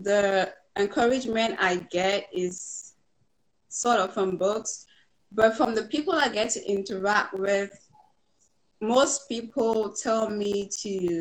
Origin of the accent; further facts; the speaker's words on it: Cameroon; moved away as an adult; now in United States; I grew up in Cameroon for the first 18 years